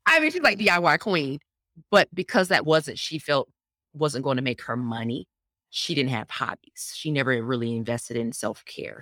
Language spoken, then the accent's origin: English; Atlanta, Georgia, United States; I was born in, born and raised in Atlanta. This is home.